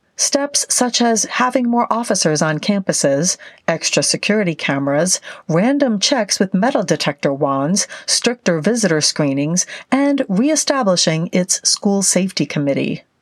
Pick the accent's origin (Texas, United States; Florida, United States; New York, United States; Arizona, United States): Arizona, United States; now in Mansfield, United States; I grew up in Arizona, which is one of a handful of states and parts of states that remain on standard time year round